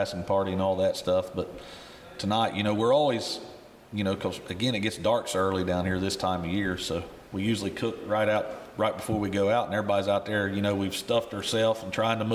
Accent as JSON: {"language": "English", "town": "Seaman", "region": "Ohio", "country": "United States", "tie": "born or raised there", "said": "we're from Southern Ohio. Growing up, there was a club there, Seaman, Ohio, Adams County Coon Hunter"}